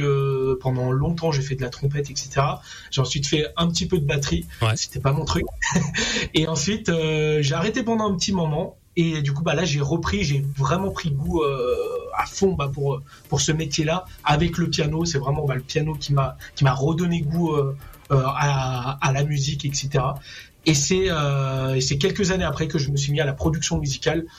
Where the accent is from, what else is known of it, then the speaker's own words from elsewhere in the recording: Réunion; je suis réunionnais.